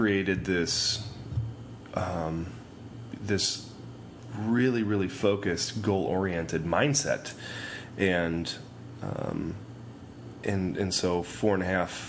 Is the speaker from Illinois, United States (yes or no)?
yes; outside Chicago, Illinois, United States; moved away as an adult; also born or lived in northwest Nebraska; I grew up outside Chicago in a small farming community.